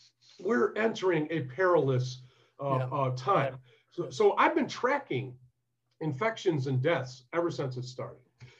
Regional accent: Detroit, Michigan, United States; See, I came from Detroit. And so this was like an upgrade.

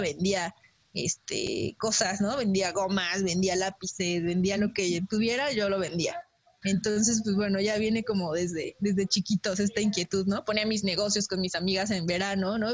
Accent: Mexico; como mexicanos eh, tengamos todos nuestros papeles en orden

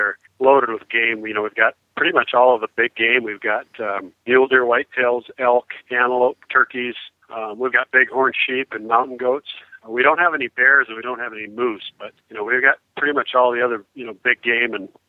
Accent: Spearfish, South Dakota, United States; That's right. Yep. Grew up in Spearfish. South Dakota is my hometown, right on the Wyoming line, right on the north edge of the Black Hills.

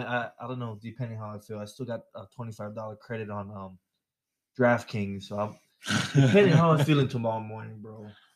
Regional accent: Waianae, Hawaii, United States; his wife is from my hometown, Waianae, Hawaii.

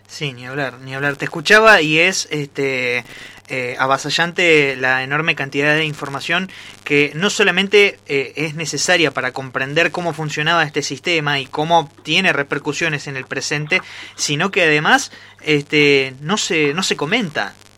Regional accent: Argentina; nuestro país

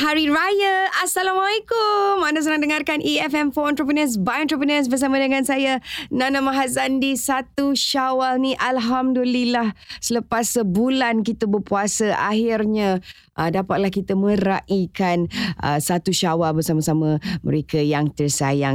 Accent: Johor, Malaysia; rumah saya orang Johor

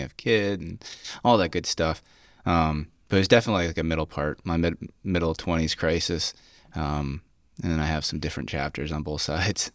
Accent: Cayuga Lake, New York, United States; where I grew up on Cuyca Lake.

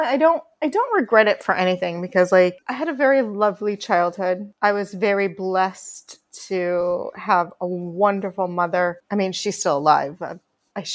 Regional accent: Homosassa Springs, Florida, United States; moved away as an adult; also born or lived in Bronx, New York / Long Island; now in New York, United States; in Citrus County. I'm calling it Citrus County because there's different cities and towns. I think where my grandmother lived was technically Inverness, but I grew up in Homosassa Springs.

